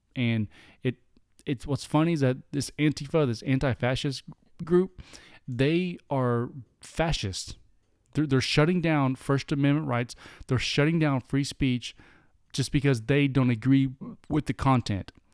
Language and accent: English; United States; We're American through and through